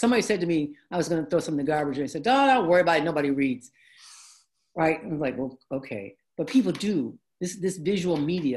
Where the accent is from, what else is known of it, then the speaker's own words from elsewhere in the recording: Detroit, Michigan, United States; I grew up in the African American community. Our neighborhood in Detroit used to be predominantly immigrants from Italy and Poland and Hungary, right? When we moved in, we were like the second black family.